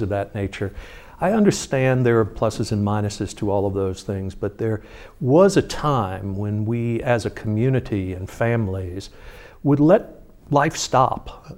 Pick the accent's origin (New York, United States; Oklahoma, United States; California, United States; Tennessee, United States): New York, United States; moved away; I grew up in New York and I was a baseball fan and as a kid